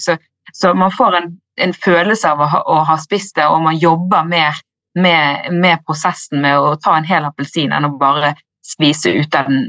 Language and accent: Norwegian; Bergen, Vestland, Norway; also born or lived in Ås / Australia; Jeg er fra Bergen